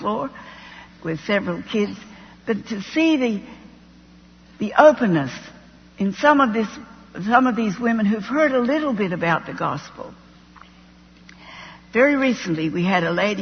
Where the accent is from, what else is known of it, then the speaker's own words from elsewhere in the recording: Australia; moved away as an adult; also born or lived in Middle East / Jordan; I'm an Australian.